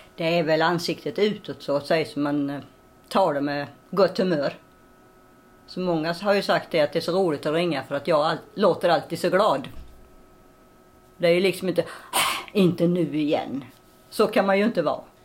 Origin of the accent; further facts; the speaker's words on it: Ulricehamn, Västra Götaland, Sweden; Jag är född utanför Ulricehamn. Så jag har gått skolan i Ulricehamn